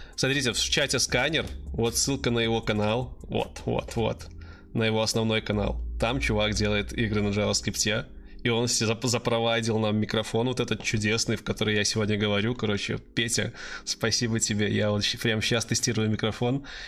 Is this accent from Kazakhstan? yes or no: no; Belarus; Я из Беларуси